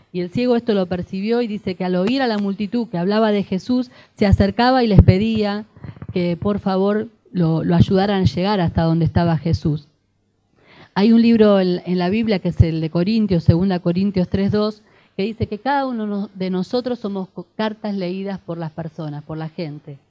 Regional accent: Avellaneda, Buenos Aires Province, Argentina; Allá en la zona sur, yo soy de Avellaneda

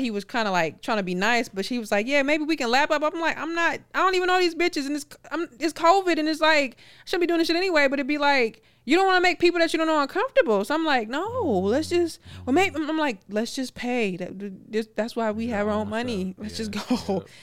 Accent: Milwaukee, Wisconsin, United States; I'm from Milwaukee.

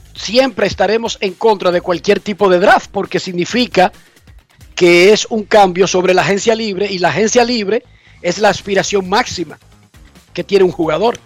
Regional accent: Dominican Republic; Somos nosotros los dominicanos

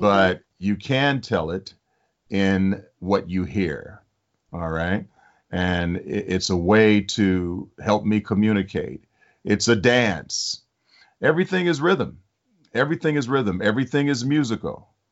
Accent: Detroit, Michigan, United States; I grew up in Detroit.

